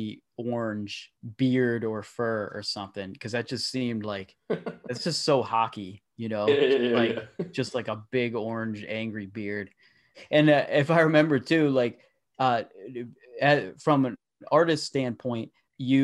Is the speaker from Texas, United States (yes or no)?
no; small town in Pennsylvania, United States; I'm from a small town, so not a ton goes on here